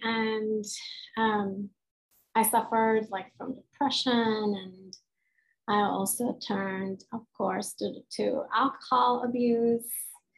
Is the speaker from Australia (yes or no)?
no; Serbia; I'm a Hungarian that was born and raised in Yugoslavia, which is a non-existent country anymore. When I was 15 years old, we went through a civil war.